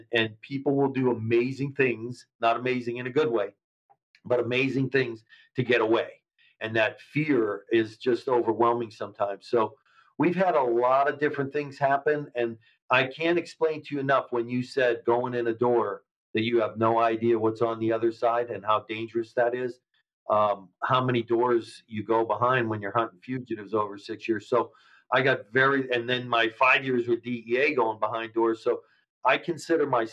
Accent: Erie, Pennsylvania, United States; moved away as an adult; also born or lived in Edinboro, Pennsylvania / New York City / Cincinnati; that's my hometown.

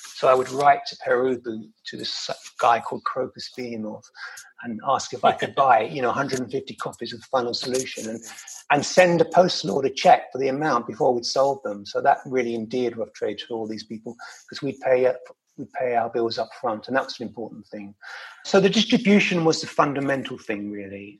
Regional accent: London, United Kingdom; moved away as an adult; that was a great time to be growing up in London

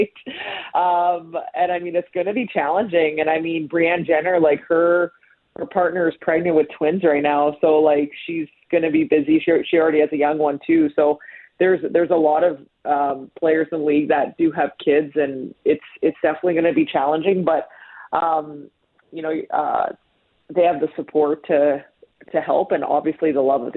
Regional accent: Ste. Anne, Manitoba, Canada; now in Toronto, Canada; I grew up in St. Anne, and I was the only girl my age that played

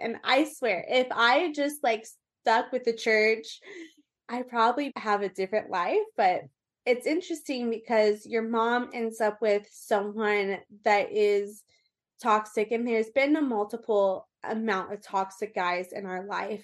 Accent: Orange County, California, United States; born or raised there; also born or lived in Austin, Texas / Colorado / Las Vegas

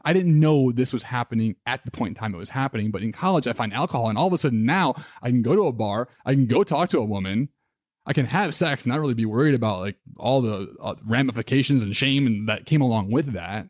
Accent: Midwest, United States; I grew up in the Midwest

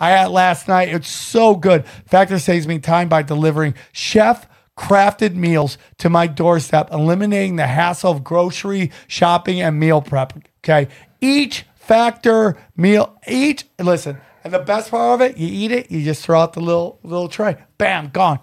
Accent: Syracuse, New York, United States; I grew up in the Syracuse area

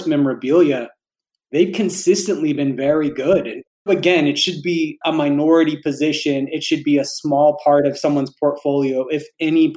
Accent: Alabama, United States; I grew up poor in Alabama

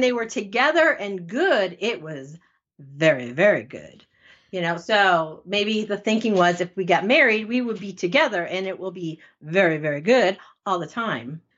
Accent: Connecticut, United States; I'm from Connecticut

